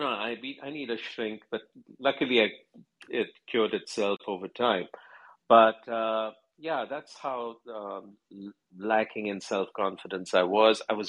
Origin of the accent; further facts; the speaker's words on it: New Delhi, Delhi, India; I was born in Delhi, in New Delhi, in India.